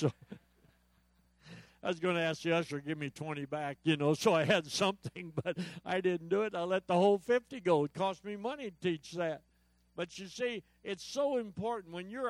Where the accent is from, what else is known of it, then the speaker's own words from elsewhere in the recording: Yakima, Washington, United States; I said, I'm from Yakima, Washington.